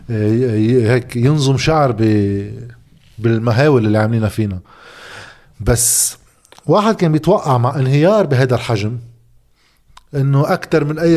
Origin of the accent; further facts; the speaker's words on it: Chiyah, Mount Lebanon, Lebanon; also born or lived in Keserwan; اصلا من الشياح